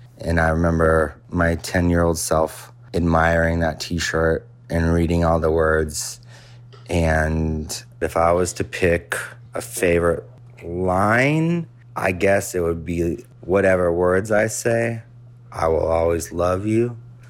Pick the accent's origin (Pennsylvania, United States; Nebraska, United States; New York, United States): Nebraska, United States; Omaha; when I was a kid in my hometown of Omaha